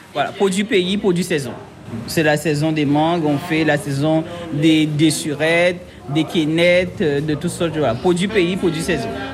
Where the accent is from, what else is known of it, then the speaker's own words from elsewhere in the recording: Guadeloupe; je suis une Guadeloupéenne